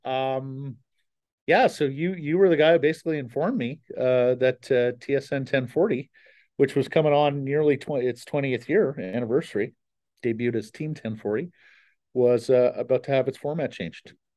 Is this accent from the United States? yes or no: no; Canada; also born or lived in Calgary / Ottawa; now in Vancouver, Canada; I grew up in Calgary and Ottawa